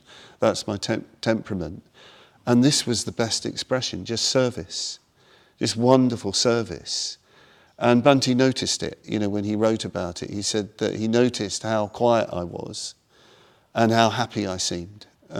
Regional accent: India; about to go back to India again, because I came from India, you know

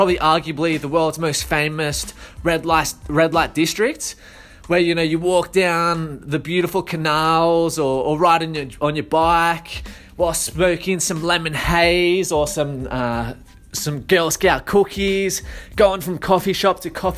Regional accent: Sydney, Blue Mountains, New South Wales, Australia; I remember growing up in Sydney, in the Blue Mountains

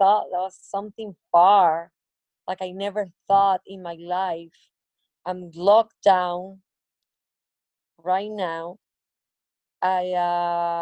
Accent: Barranquilla, Atlántico, Colombia; I'm from Barranquilla

